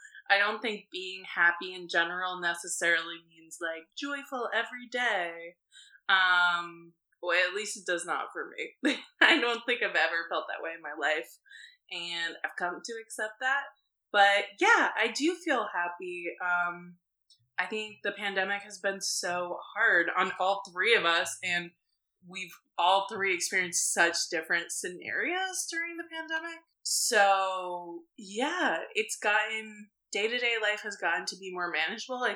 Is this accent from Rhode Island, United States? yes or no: yes; Rhode Island, United States; I grew up in Rhode Island.